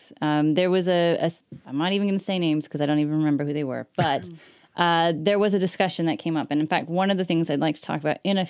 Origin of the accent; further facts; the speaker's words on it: United States; moved away; at least as an American citizen